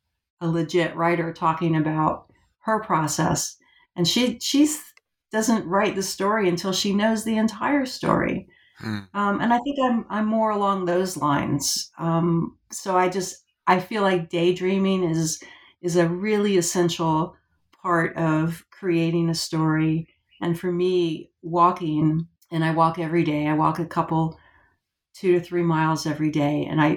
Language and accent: English; Florida, United States; also born or lived in Georgia; Well, so I've lived about half of my life now in Georgia and half in Florida. And I guess Florida, I grew up in Florida.